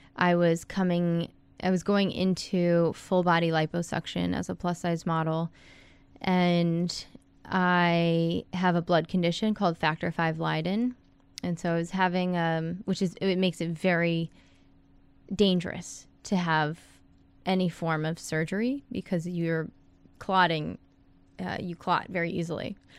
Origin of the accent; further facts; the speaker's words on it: Fairfax, Virginia, United States; moved away as an adult; also born or lived in Wilmington, North Carolina; now in Miami Beach, United States; I'm from Northern Virginia, Fairfax, right outside of D C. I live in Miami Beach